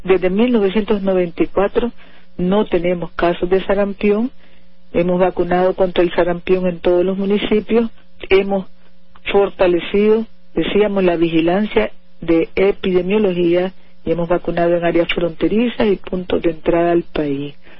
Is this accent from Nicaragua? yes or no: yes; Nicaragua; las familias nicaragüenses, que somos obra de Dios